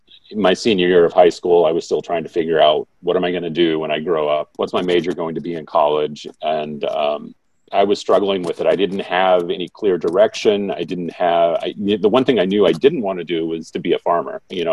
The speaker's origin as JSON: {"language": "English", "town": "Grant City", "region": "Missouri", "country": "United States", "tie": "born or raised there", "said": "I'm from Grant City, Missouri."}